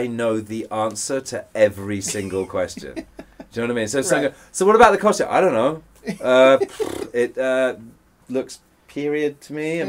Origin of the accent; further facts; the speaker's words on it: England, United Kingdom; I'm English